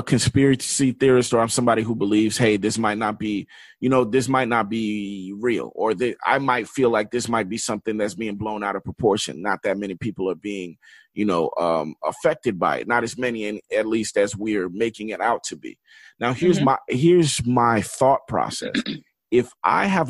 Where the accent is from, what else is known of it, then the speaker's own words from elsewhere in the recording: Florida, United States; we're from Florida